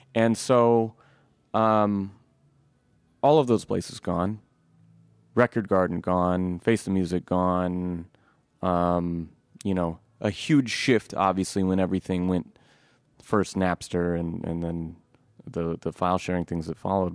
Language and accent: English; Eugene, Oregon, United States; I grew up in North Eugene